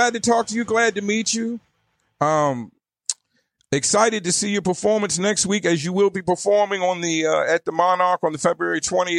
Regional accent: Virginia, United States; moved away as an adult; also born or lived in Arizona; now in Avondale, United States; Now, I grew up on the East Coast in Virginia.

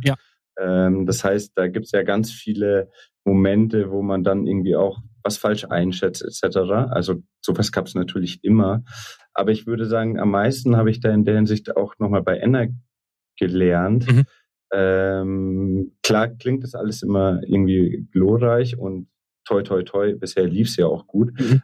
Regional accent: Munich, Bavaria, Germany; also born or lived in Vienna; in München aufgewachsen, zur Schule gegangen, Abi gemacht, ähm, dann nach Wien gegangen.

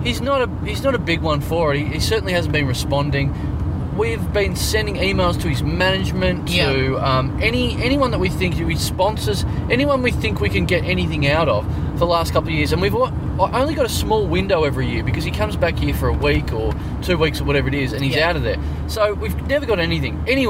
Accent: Maribyrnong, Victoria, Australia; moved away; I'm from Maribyrnong. It's like, yeah, we're in Maribyrnong.

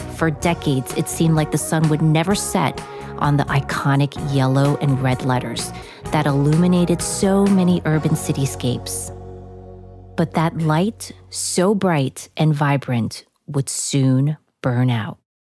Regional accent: New York City, New York, United States; Growing up in New York, I would take the subway from Queens to the Tower Records on 4th and Broadway in Manhattan

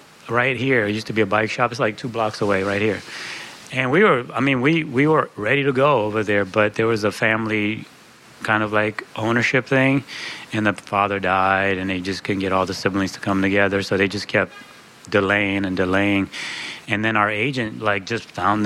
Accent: San Francisco, California, United States; English is a second language; also born or lived in Eritrea; I grew up in San Francisco, so I went to Hoy's store all the time.

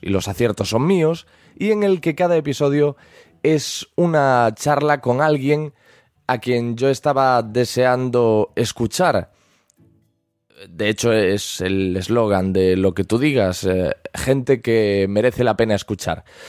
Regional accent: Galicia, Spain; se me percibe por el acento, pero soy gallego

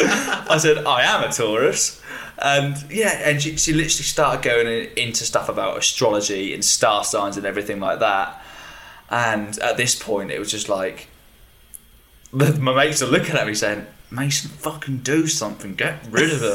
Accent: United Kingdom; being British

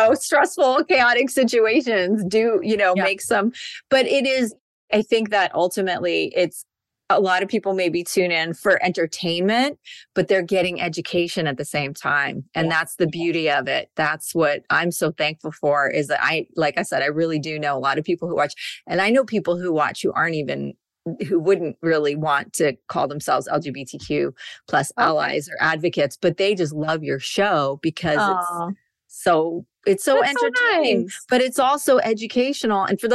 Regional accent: New York, United States; We're both from New York

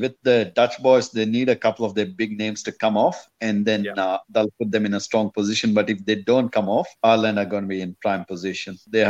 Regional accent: Bangalore, Karnataka, India; it was in Bangalore as well. My hometown.

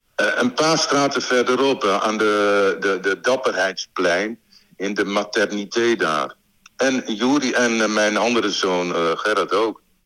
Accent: Winschoten, Groningen, Netherlands; moved away as an adult; also born or lived in Brussels; ik kom uit Winschoten

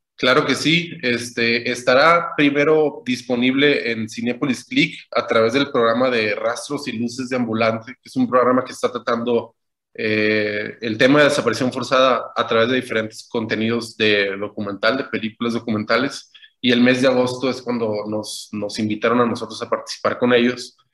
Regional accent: Culiacán, Sinaloa, Mexico; yo tengo 34 años, nací en Culiacán

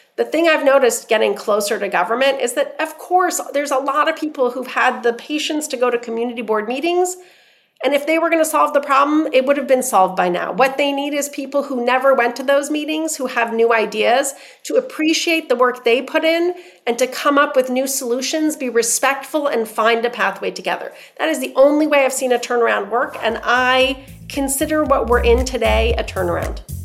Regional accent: Iran; now in New York City, United States; So I grew up in Iran where we grew up with soccer and then came to the states where there was no soccer.

